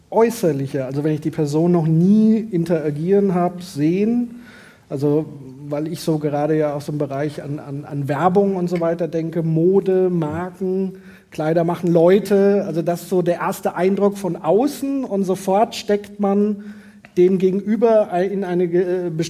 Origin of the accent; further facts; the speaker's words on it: Wetzlar, Hesse, Germany; Äh, das heißt, wenn ich also sage, ich komme aus Wetzlar, dann ist das für manche sozusagen wie ein kleiner, naja, Lacher